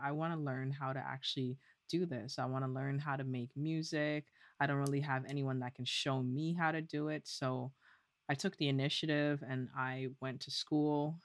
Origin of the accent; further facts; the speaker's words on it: Toronto, Ontario, Canada; also born or lived in Guelph; I am born and raised in Toronto.